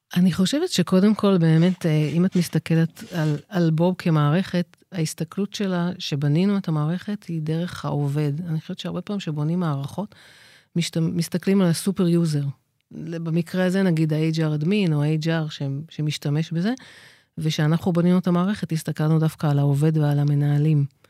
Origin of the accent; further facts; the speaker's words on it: Israel; אני גדלתי בקיבוץ